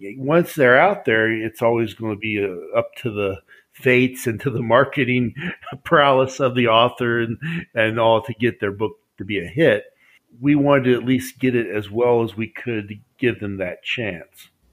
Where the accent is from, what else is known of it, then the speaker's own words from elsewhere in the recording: West Virginia, United States; I'm from West Virginia